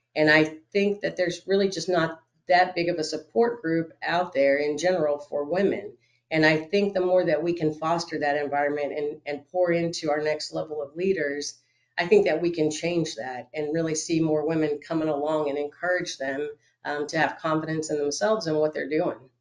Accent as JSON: {"language": "English", "region": "Florida", "country": "United States", "moved": "yes", "said": "I'm originally from Florida"}